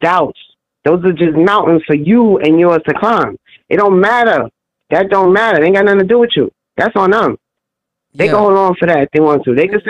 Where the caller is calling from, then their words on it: New York City, New York, United States; I'm calling from New York City, Harlem.